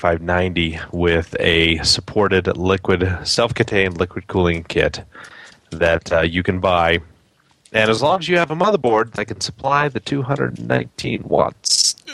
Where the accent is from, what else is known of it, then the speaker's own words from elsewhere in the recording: Canada; as Canadian